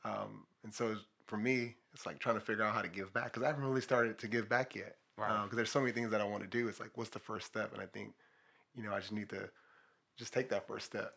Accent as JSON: {"language": "English", "town": "Los Angeles", "region": "California", "country": "United States", "tie": "born or raised there", "said": "I grew up in Watts"}